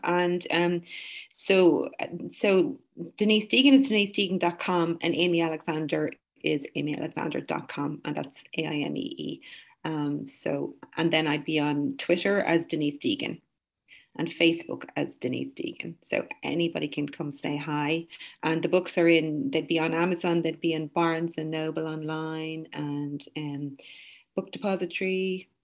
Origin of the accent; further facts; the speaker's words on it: Ireland; when I was young and had and went to school and had to learn Irish, you you have to still learn Irish in in in school, which is I think wonderful because we've held on to our language and it's our culture and it's our identity.